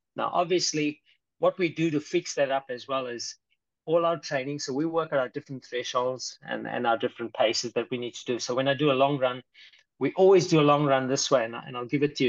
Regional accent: South Africa; now in Brisbane, Australia; I'm actually from South Africa

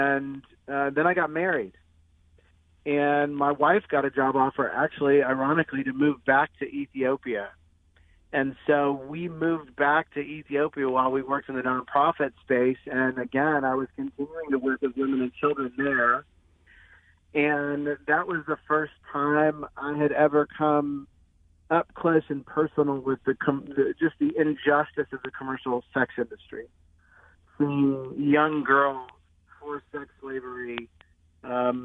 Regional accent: Indiana, United States; I grew up in Indiana, and I went to Indiana University

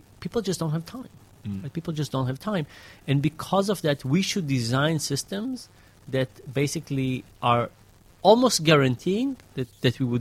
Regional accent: Israel; moved away; when I grew up in Israel, there was just one high school.

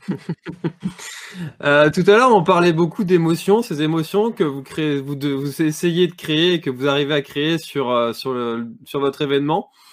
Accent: Brittany, France; chez nous en Bretagne

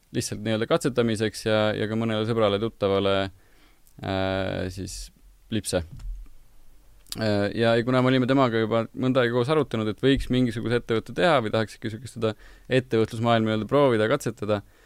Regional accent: Tallinn, Harju County, Estonia; pigem, pigem Tallinnast

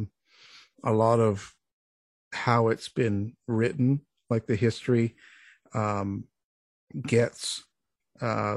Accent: Canada; I'm a Canadian boy

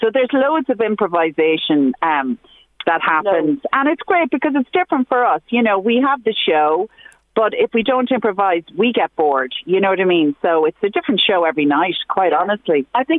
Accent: Dundalk, County Louth, Ireland; I'm from Dundalk, Sinead.

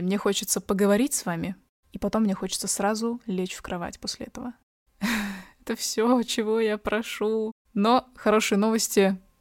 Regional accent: Kazakhstan; а я казашка

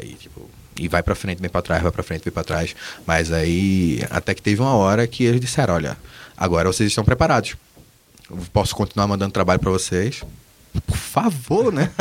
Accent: Brazil; Nós somos brasileiros

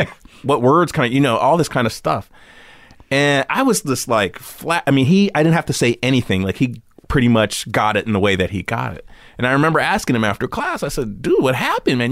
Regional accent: Santa Monica, California, United States; also born or lived in Venice, Los Angeles / Beverlywood, Los Angeles; I grew up in Santa Monica in Venice, and then, uh, we moved to, like, right off of Robertson Boulevard in Beverly Wood

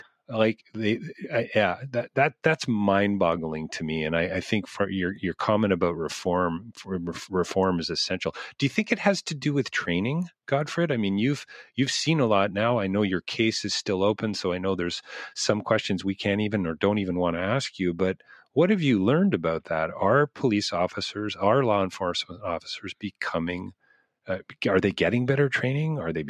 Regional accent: Canada; I'm a Canadian.

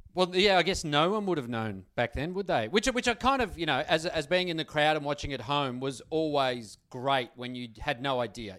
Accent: Melbourne, Victoria, Australia; I grew up in Essendon

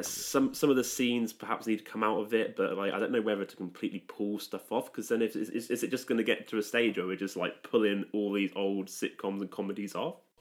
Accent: Stratford-upon-Avon, West Midlands, United Kingdom; I'm, I'm, I'm from Stratford upon Avon

